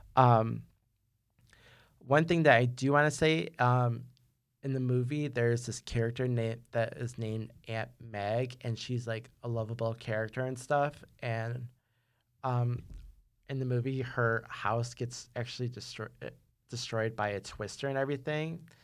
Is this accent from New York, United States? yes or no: yes; New York, United States; I'm from New York